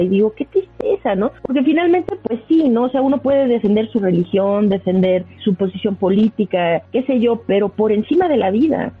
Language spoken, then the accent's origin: Spanish; Mexico; yo soy mexicano y me late ser mexicano